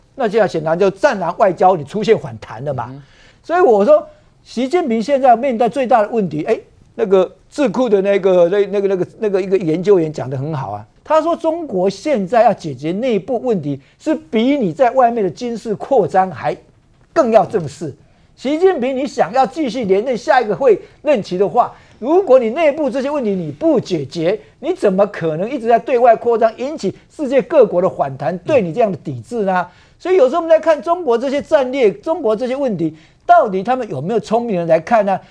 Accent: Taiwan; 作为一个台湾人

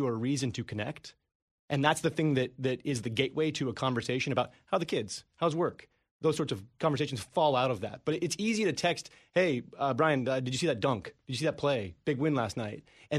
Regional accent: Colorado, United States; now in Los Angeles, United States; I live in Los Angeles. I am from Colorado.

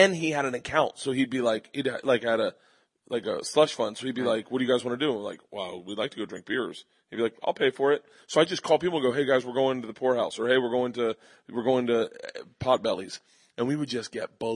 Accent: Florida, United States; I'm from Florida.

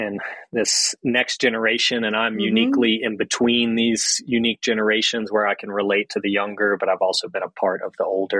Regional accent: the South, United States; I had an Italian grandfather and then my family is Southern. So, you know, growing up in the South, my mom just naturally cooking was her love language, you know?

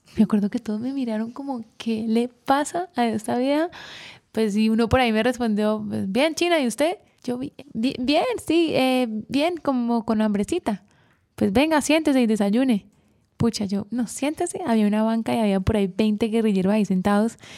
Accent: Colombia; somos colombianos

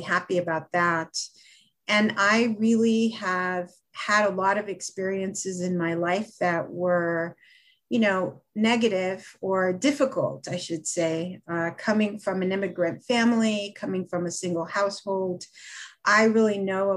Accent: Los Angeles, California, United States; also born or lived in Mexico; We grew up in Los Angeles

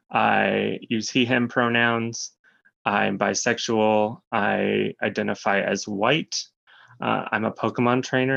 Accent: Montana, United States; moved away as an adult; also born or lived in Minnesota / Tuscaloosa, Alabama / New York City; I started off in Montana. I grew up in Montana. And then I went to undergrad in Minnesota.

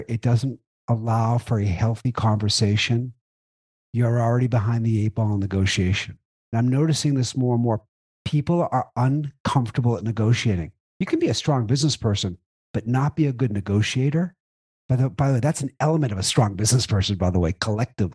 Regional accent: Boston, Massachusetts, United States; I'm Boston direct

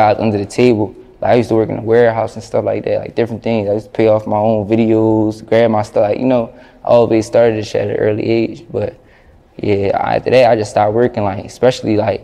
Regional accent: Philadelphia, Pennsylvania, United States; It's my hometown.

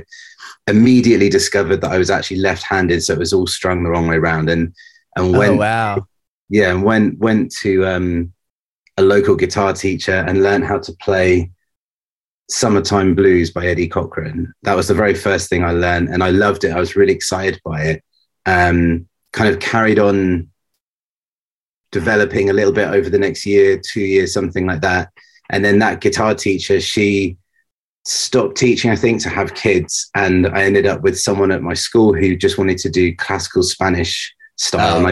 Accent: near Southampton, South East England, United Kingdom; moved away as an adult; also born or lived in Reading; now in London, United Kingdom; I was raised near Southampton, which is kind of in the middle of the south coast of England

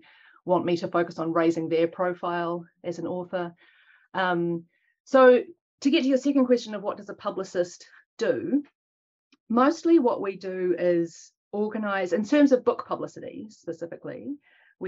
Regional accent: Auckland, New Zealand; also born or lived in United Kingdom; So I'm Pākehā New Zealander. I'm first generation. My parents are from England. I was born in Tāmaki Makaurau by the maunga called O Wairaka in Te Reo and Mount Albert in English. And I've lived here in Aotearoa for most of my life

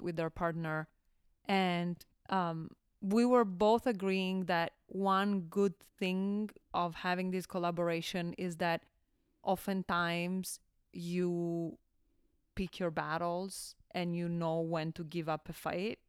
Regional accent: Milan, Lombardy, Italy; moved away as an adult; also born or lived in Bologna / Valencia, California; I was born and raised in Milan.

